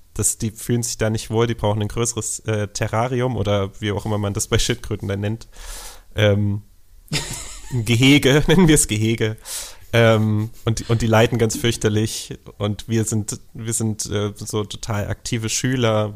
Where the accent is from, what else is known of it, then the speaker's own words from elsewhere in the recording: eastern Germany, Germany; ich bin genauso wie du im Osten geboren und aufgewachsen